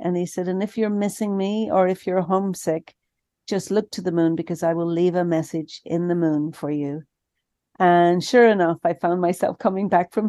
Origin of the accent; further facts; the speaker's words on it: Ireland; moved away as an adult; But, you know, when I was leaving Ireland, I grew up in Ireland, Father, and when I was leaving Ireland for college, the college I was going to was in the south of England.